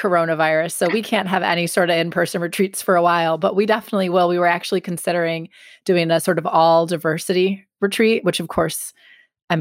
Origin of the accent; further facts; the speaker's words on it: Milwaukee, Wisconsin, United States; I grew up in Milwaukee.